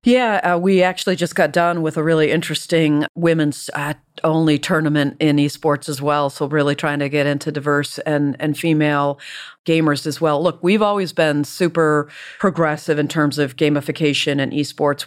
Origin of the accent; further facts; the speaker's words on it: Detroit, Michigan, United States; I grew up in Detroit